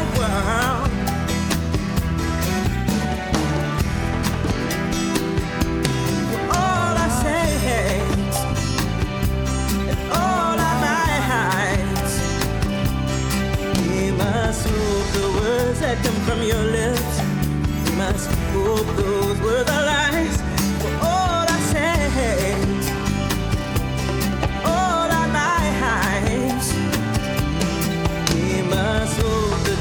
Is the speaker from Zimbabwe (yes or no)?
yes; Zimbabwe; moved away; growing up in Zimbabwe